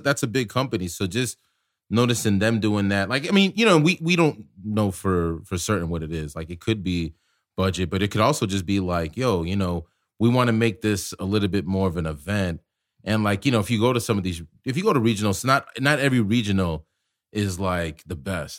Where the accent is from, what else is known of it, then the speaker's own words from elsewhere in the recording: Chicago, Illinois, United States; moved away; I'm from Chicago and, like, I ran with Moe and crew